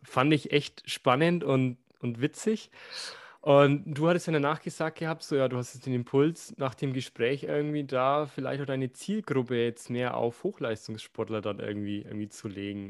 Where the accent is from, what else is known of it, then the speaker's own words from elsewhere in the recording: Bavaria, Germany; ich bin in Bayern aufgewachsen